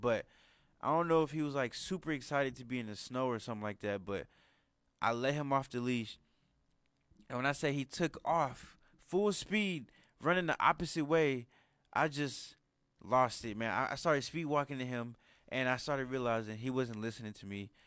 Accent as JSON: {"language": "English", "country": "United States", "said": "us Americans"}